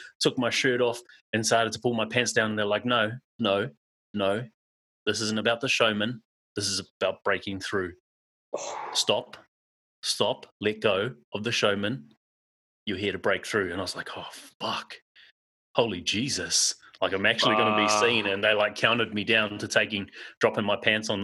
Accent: Auckland, New Zealand; now in Perth, Australia; I grew up in South Auckland, New Zealand, a suburb called Manurewa. And I now live in Perth, Western Australia.

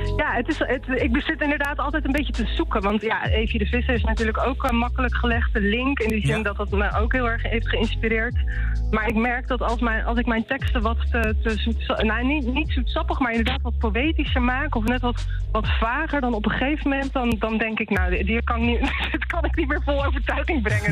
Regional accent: Rotterdam, South Holland, Netherlands; ik kom uit Rotterdam

